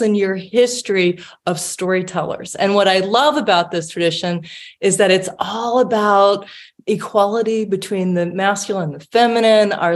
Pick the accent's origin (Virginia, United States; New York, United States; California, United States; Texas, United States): Virginia, United States; the South; I grew up in the South and in Virginia